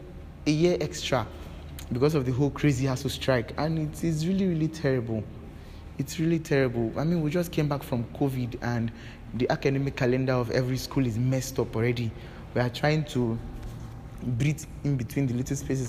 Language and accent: English; Nigeria; I was actually a bit proud of being a Nigerian